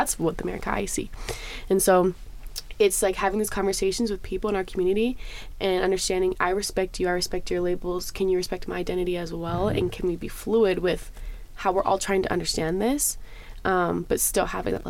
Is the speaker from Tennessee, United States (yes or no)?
no; San Diego, California, United States; I grew up in San Diego, which is a very hot spot for a lot of Latinos in general, but primarily Mexicanos.